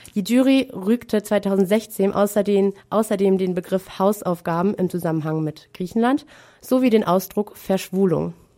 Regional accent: Münster, North Rhine-Westphalia, Germany; bei uns in Münster

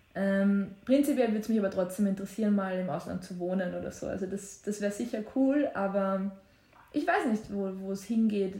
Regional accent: Waldviertel, Lower Austria, Austria; moved away as an adult; now in Vienna, Austria; wenn ich so vom Waldviertel nach, nach London ziehe

